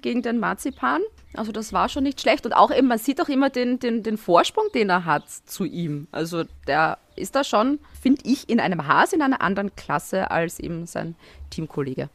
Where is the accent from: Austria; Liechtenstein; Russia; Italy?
Austria; Styria; moved away as an adult; now in Vienna, Austria; Ich bin Steirerin in Wien und ich wohne neben dem Red Bull Ring eigentlich. Also das sind meine Roots her